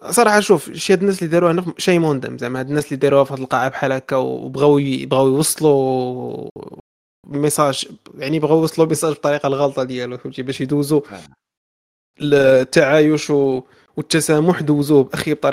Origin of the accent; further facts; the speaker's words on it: Morocco; ولكن هادشي راه ما كاينش عندنا في المغرب باش نكونوا واضحين